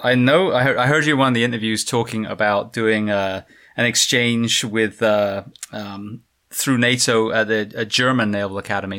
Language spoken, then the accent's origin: English; England, United Kingdom; moved away; also born or lived in Japan; when they discovered that I was English